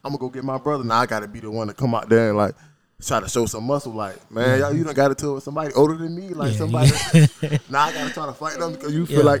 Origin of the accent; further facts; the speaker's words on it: Savannah, Georgia, United States; So, I'm from Savannah, straight out of Tatumville. I come from a house full of, it was six of us, two bedrooms, you know.